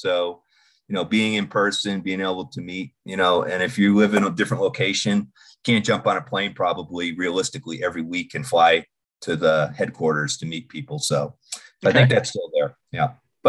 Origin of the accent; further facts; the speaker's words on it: Boston, Massachusetts, United States; accent: Boston; now in Denver, United States; So, yes, I relocated from Boston approximately about 15 years ago now, I guess. So, and yes, I hide my Boston accent well